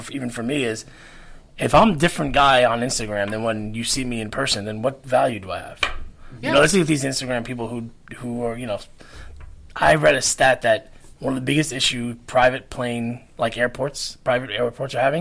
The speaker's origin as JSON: {"language": "English", "area": "Long Island", "region": "New York", "country": "United States", "tie": "born or raised there", "said": "I grew up on Long Island"}